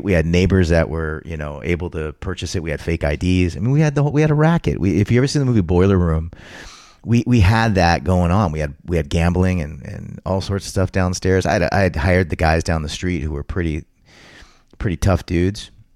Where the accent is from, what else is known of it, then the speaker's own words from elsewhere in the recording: Southern California, United States; also born or lived in West Covina, California; growing up in Southern California as a kid.